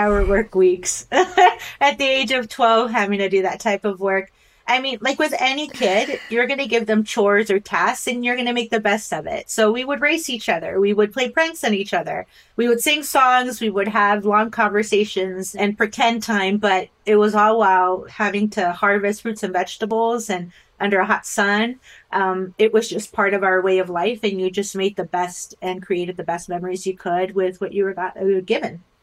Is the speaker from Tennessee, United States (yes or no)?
no; Rio Grande Valley, South Texas, United States; I grew up in South Texas in the Rio Grande Valley